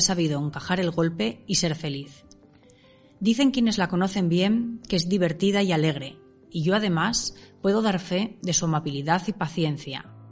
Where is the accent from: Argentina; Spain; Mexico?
Spain; Avilés, Asturias; aquellos avilesinos que superamos la treintena